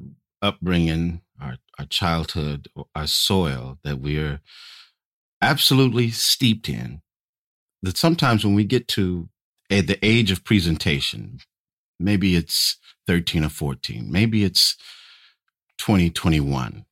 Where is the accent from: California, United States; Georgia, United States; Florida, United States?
California, United States; Bakersfield; moved away; my hometown, Bakersfield, California